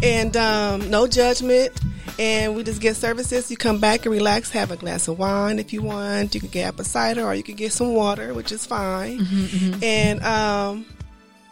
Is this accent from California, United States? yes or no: yes; Inglewood, California, United States; I grew up in Inglewood